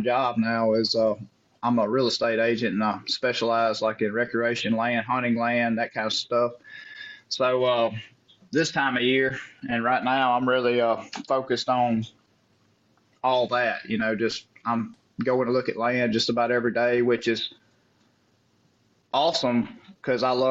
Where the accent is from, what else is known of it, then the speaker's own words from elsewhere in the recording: Central Mississippi, United States; where I grew up in Central Mississippi